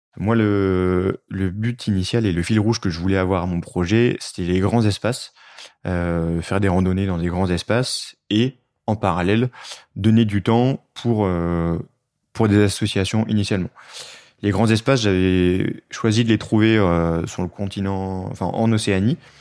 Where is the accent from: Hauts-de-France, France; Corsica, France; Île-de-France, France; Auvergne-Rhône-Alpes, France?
Hauts-de-France, France; Nord; moved away; je suis originaire du Nord